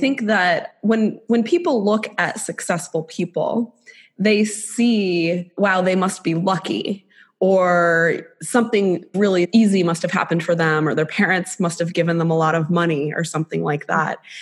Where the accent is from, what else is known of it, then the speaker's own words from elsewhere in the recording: South Florida, United States; I'll say that I'm from Florida